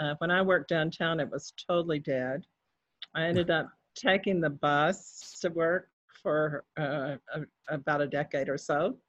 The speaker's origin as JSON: {"language": "English", "town": "Bells", "region": "Texas", "country": "United States", "tie": "born or raised there", "said": "It's called Bells, Texas, B-E-L-L-S, like bells ringing."}